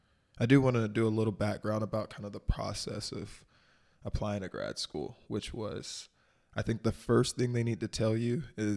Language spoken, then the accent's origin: English; the South, United States; Like growing up in the South, you know, going to a private or prestigious higher education university was not really something that we strove to do.